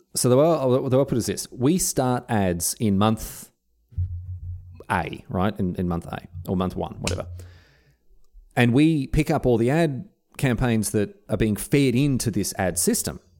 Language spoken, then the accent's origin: English; Australia; as an Australian